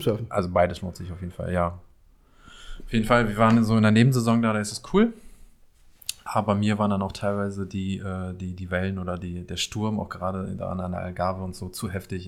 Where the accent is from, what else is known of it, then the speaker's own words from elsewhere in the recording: Paderborn, North Rhine-Westphalia, Germany; accent: East Westphalian; now in Berlin, Germany; wir in Paderborn sprechen keinen Dialekt oder sonst was